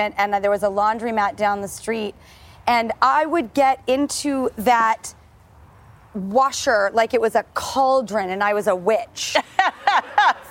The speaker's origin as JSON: {"language": "English", "town": "Los Angeles", "region": "California", "country": "United States", "tie": "born or raised there", "said": "We are here in my hometown of Hollywood at the iconic Paramount Studios"}